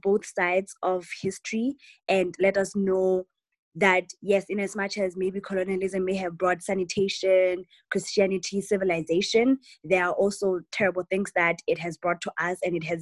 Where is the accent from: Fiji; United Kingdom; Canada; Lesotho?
Lesotho; moved away as an adult; now in United States; I'm from Lesotho.